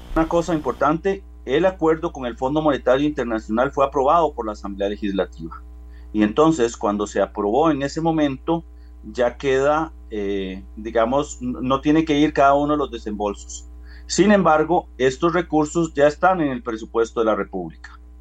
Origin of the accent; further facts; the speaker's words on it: Costa Rica; yo soy un costarricense igual que todos